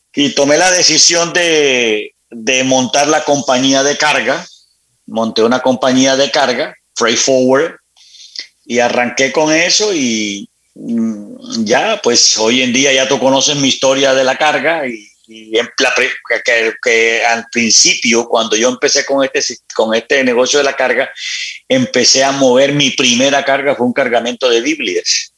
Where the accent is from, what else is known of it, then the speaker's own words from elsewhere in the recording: Barranquilla, Atlántico, Colombia; now in Miami, United States; nací en Barranquilla, luego nos trasladamos con mi madre, nos trasladamos a la ciudad de Miami